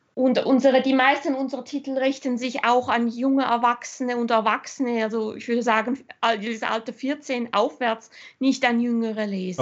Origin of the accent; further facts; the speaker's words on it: Switzerland; also born or lived in Germany / Austria; ich bin halb Deutsche, halb Österreicherin. Ich bin aber in der Schweiz aufgewachsen seit meinem sechsten Lebensjahr